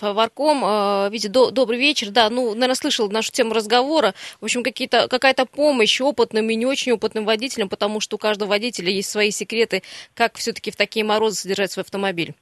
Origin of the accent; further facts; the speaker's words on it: Siberia, Russia; мы сибиряки